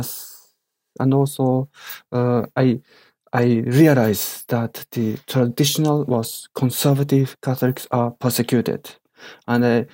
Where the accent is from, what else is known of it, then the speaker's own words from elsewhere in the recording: Japan; English is a second language; I was born in Japan with my Japanese parents, and I grown up and educated totally in Japan as common Japanese